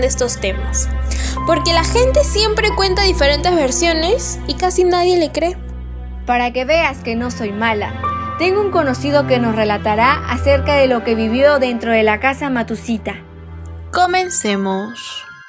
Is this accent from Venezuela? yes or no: no; Trujillo, La Libertad, Peru; ser trujillana